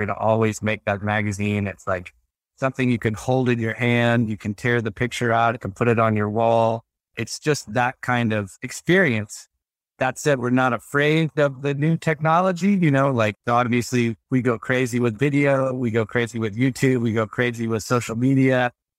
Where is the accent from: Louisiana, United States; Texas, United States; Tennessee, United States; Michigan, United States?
Texas, United States; especially I grew up in Texas. Which is not like, it's a not a very progressive state. You know, it's a pretty conservative place.